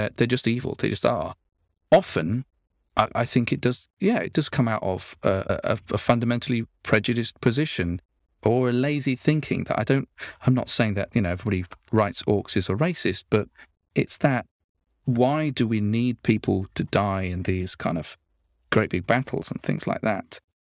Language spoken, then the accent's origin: English; Nottingham, East Midlands, United Kingdom; I come from Nottingham, and one of my, our local hero there is Robin Hood